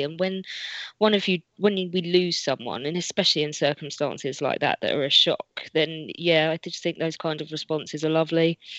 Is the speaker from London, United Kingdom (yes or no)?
yes; Sutton, London, United Kingdom; Well, I'm from Sutton